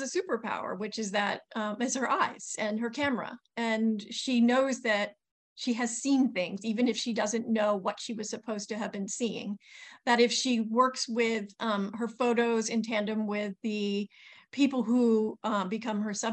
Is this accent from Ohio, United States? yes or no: no; New York City, New York, United States; as a New Yorker